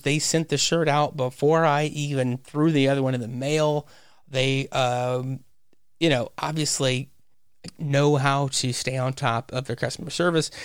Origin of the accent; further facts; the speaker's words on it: Louisiana, United States; in my home state. It's set in Louisiana.